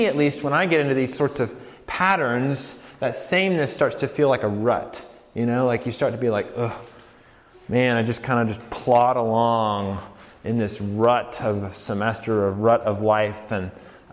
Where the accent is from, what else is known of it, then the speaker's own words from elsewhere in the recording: Colorado, United States; moved away; I'm from Colorado